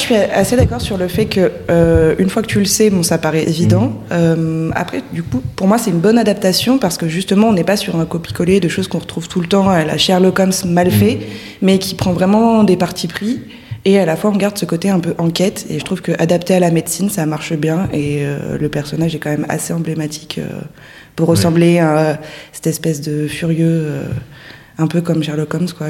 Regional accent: Orléans, Centre-Val de Loire, France; now in Le Puy-en-Velay, France; je viens d'Orléans

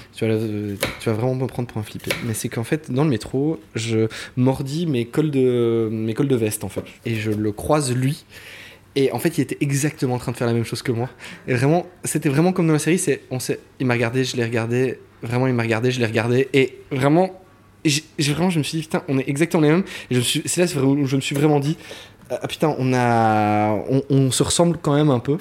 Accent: Waremme, Wallonia, Belgium; moved away as an adult; now in France; je viens de, je viens de Warem. Euh, en fait, c'est euh, une petite ville à côté de Liège

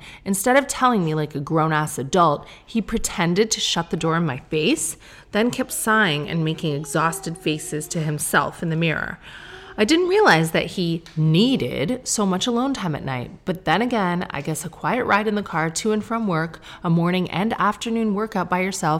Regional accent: Sarnia, Ontario, Canada; moved away; we're from Sarnia.

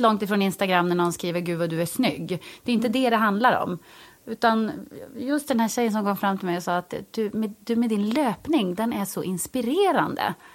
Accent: Jokkmokk, Norrbotten County, Sweden; moved away as an adult; also born or lived in Stockholm, Sweden; now in Gothenburg, Sweden; Fast jag är från Jokkmokk så har jag bott i Stockholm stort sett inte hela mitt vuxna liv, men större delar av mitt vuxna liv.

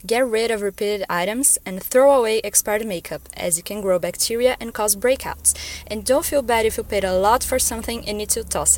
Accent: Brazil; from Brazil

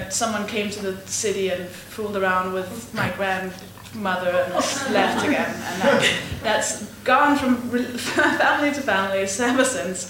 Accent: Denmark; I am Danish, and oh, I'm actually 1/8 Romanian.

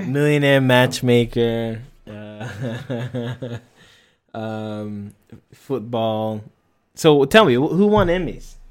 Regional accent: United States; being an American

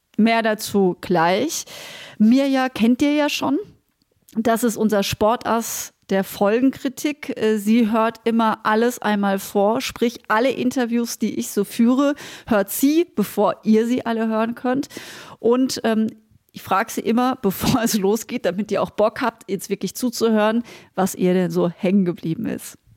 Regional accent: Münstertal, Baden-Württemberg, Germany; moved away; wir kommen beide aus dem Münstertal.

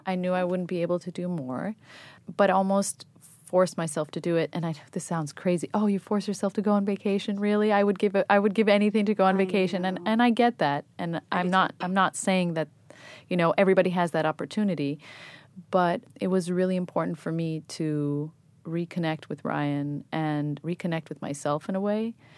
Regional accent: Athens, Attica, Greece; moved away as an adult; also born or lived in New York, United States / England; now in United States; I was born in New York, but I grew up in Greece, in, in Athens, Greece, and I went to college in England

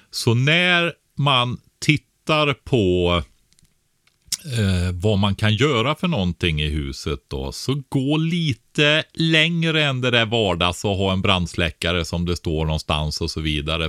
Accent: Nossebro, Västra Götaland, Sweden; jag växte upp som barn i, Bäreberg nere i Nossebro i Västergötland

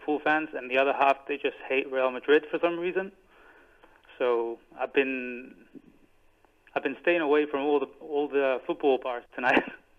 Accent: Cyprus; I'm from Cyprus

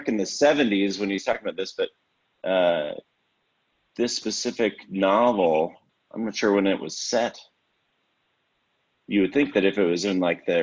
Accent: Western Canada, Canada; I'm from Western Canada

